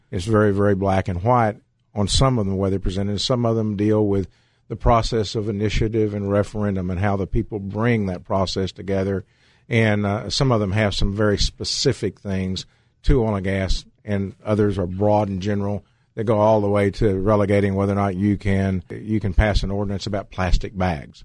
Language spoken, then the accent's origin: English; Abilene, Texas, United States; also born or lived in Fort Stockton, Texas (family) / Trans-Pecos, Texas (family); I grew up in Abilene